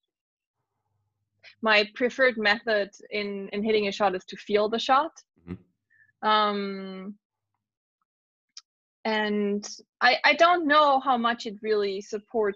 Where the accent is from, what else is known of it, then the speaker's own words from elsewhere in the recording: Germany; being in my home country